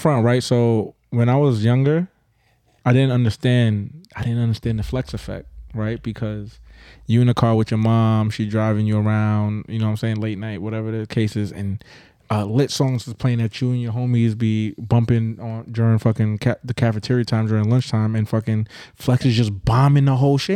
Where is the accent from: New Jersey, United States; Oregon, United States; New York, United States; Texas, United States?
New York, United States; Brooklyn; also born or lived in Grenada; I'm a Brooklyn native through and through